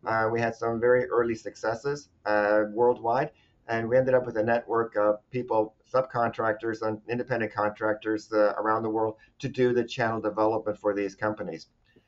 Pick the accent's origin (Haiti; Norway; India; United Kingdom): Norway; moved away as an adult; also born or lived in Arizona; now in United States; I'm actually from Norway originally.